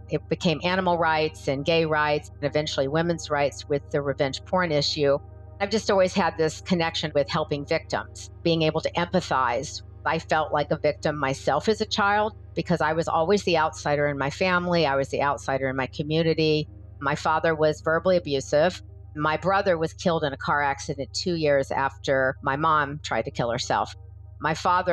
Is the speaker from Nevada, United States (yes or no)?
no; Atlanta, Georgia, United States; also born or lived in Florida; now in Los Angeles, United States; I'm originally from Atlanta, Georgia, lived in Florida for a little while, then moved to Los Angeles in about 1980